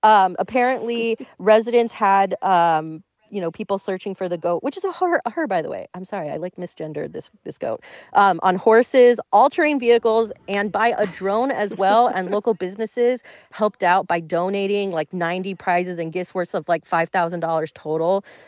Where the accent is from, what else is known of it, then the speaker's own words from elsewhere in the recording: Florida, United States; I'm from Florida.